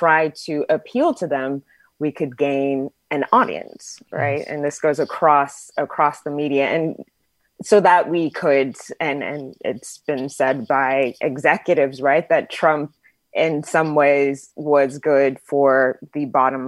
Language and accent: English; Texas, United States; I grew up in Texas